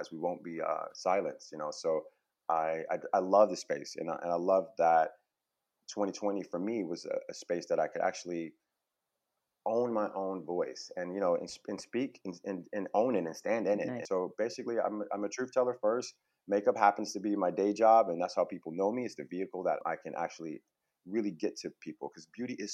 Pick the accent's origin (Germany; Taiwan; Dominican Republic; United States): United States; Buffalo, New York; also born or lived in Harlem, New York City; now in California, United States; I grew up in Buffalo, New York, which is a smaller city upstate near Niagara Falls, Canada.